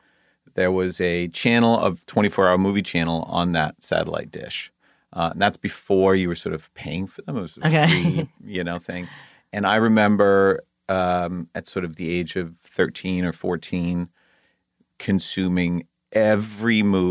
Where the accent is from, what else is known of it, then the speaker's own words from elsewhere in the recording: Denmark; moved away as an adult; now in Los Angeles, United States; I was born and raised in Denmark. My whole family is still back there. I moved to LA when I was 19.